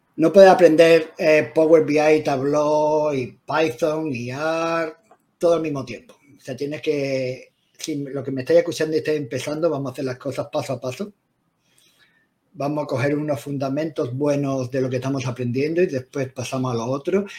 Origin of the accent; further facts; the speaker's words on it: Spain; moved away as an adult; now in London, United Kingdom; español de nacimiento, pero vivo en el Reino Unido, en Londres, en un pueblecito a las afueras de Londres, por 23 años, 24 años